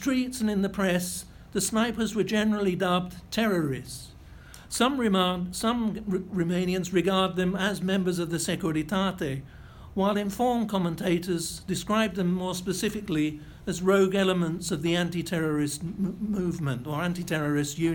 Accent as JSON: {"language": "English", "country": "United Kingdom", "said": "I was British"}